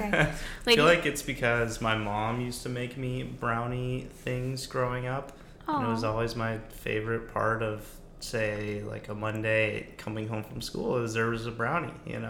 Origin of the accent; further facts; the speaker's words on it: Portland, Oregon, United States; I am from Oregon, born and raised. I went to school here, all levels, pretty much, and I'm 27 years old.